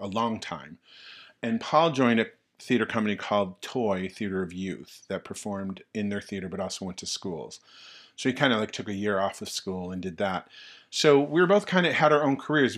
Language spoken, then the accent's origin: English; Tonawanda, New York, United States; the town of Tonawanda. New York, yeah, where I'm from